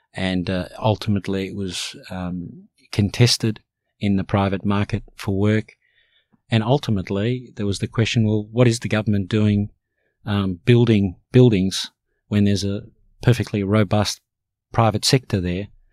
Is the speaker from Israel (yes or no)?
no; Australia; English is a second language; also born or lived in Cairo, Egypt; I fundamentally came here as a young child and, and grew up here